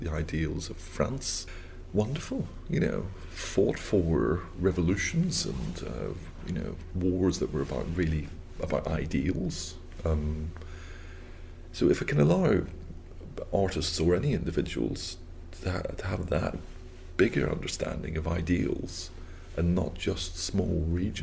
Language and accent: English; Belfast, Northern Ireland, United Kingdom; moved away; growing up in the North of Ireland